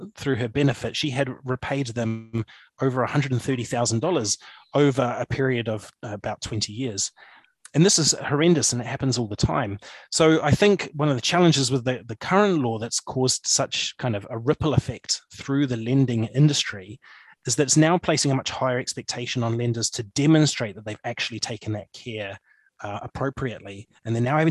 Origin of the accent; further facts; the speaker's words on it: Papakura, Auckland, New Zealand; moved away as an adult; now in Motueka, New Zealand; I grew up in Papakura